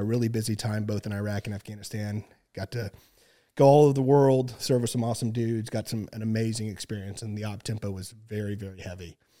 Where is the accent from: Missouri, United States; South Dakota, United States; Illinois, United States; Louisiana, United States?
Missouri, United States; Southwest; work school down in Southwest Missouri. Um, it's actually where, my hometown